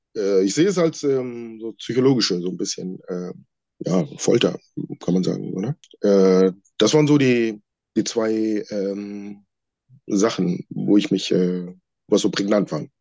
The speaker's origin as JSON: {"language": "German", "country": "Sri Lanka", "moved": "yes", "lives_now": "Germany", "said": "Wir kommen ursprünglich ähm, alle aus Sri Lanka und gehören zu der Volksgruppe der Tamilen"}